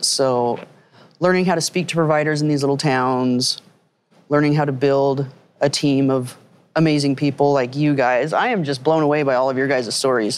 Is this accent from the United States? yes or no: yes; Utah, United States